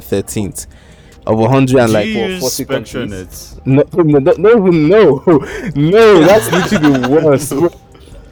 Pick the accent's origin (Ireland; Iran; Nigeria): Nigeria; also born or lived in United Kingdom; I'm Nigerian